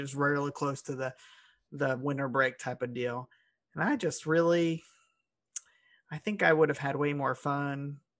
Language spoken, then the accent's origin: English; Cincinnati, Ohio, United States; moved away as an adult; now in Louisville, United States; No, I'm from Cincinnati, Ohio. Ohio side. And then I moved to Louisville.